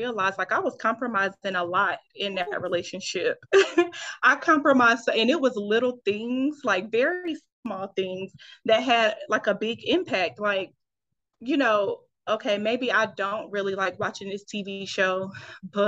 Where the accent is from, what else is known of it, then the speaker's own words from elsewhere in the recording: Fayetteville, North Carolina, United States; moved away as an adult; now in Los Angeles, United States; I am originally from Fayetteville, North Carolina, 26